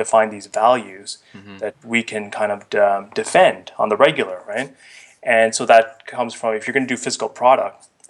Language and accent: English; Ottawa, Ontario, Canada; also born or lived in Vietnam / India; I kind of grew up in Ottawa. I was born in Vietnam and lived in India, then moved to Ottawa at a pretty early age